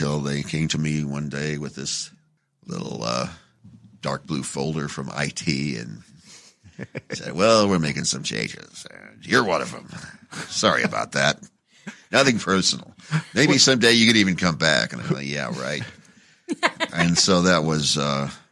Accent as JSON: {"language": "English", "town": "Phoenix", "region": "Arizona", "country": "United States", "tie": "born or raised there", "also_born_or_lived": "Las Vegas", "moved": "yes", "lives_now": "Los Angeles, United States", "said": "I went back to my hometown of Phoenix for a few years"}